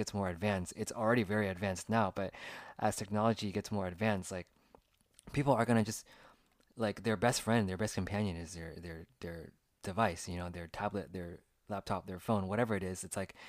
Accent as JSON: {"language": "English", "region": "California", "country": "United States", "tie": "born or raised there", "said": "I'm 33 now, and I was born in the year 1986. So when I grew up in California, when I was around the ages of like 5, 6 to 10, I didn't really have any cell phones."}